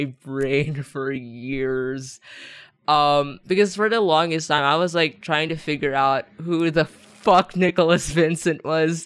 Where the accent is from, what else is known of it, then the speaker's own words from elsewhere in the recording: Philippines; English is a second language; I'm Filipino, but I didn't actually like learn English